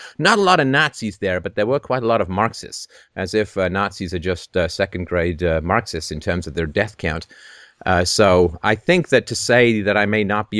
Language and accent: English; Canada; also born or lived in England; I grew up in England, and I grew up in Canada. I grew up in England in the socialist 70s